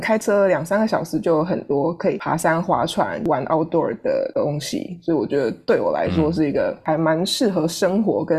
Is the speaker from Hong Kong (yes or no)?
no; Taiwan; now in St. Louis, United States; 当初我从台湾来美国，第一个城市其实不是来圣路易，我是先在北卡的 Raleigh 待了一段时间。